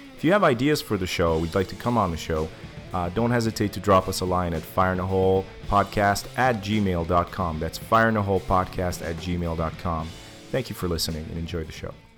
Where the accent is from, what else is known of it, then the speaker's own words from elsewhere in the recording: Transylvania, Romania; moved away; I was born in Transylvania.